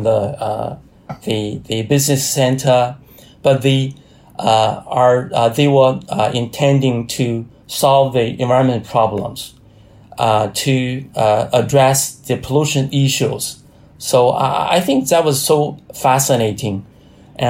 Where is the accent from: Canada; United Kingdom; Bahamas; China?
China; a state-owned research institute based in Hebei province. It's very close to my hometown